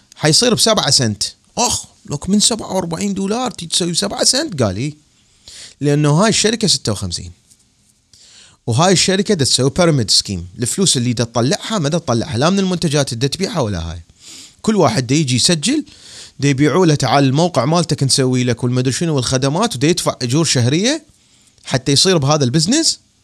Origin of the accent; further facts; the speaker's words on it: Baghdad, Baghdad Governorate, Iraq; moved away as an adult; مثل ما صار عندنا بالعراق بالتسعينات